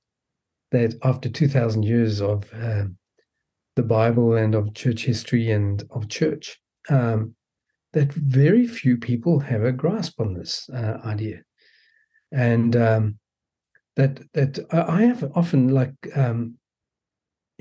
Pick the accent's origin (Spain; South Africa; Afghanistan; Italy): South Africa; also born or lived in New York City, United States; now in Melbourne, Australia; I was born in South Africa, so I've got a funny accent.